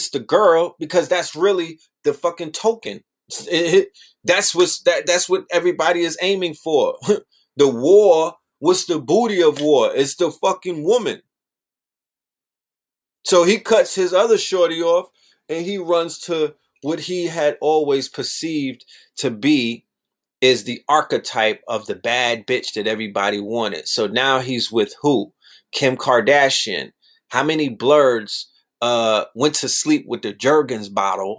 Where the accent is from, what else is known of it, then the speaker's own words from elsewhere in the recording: New York City, New York, United States; I'm from Brooklyn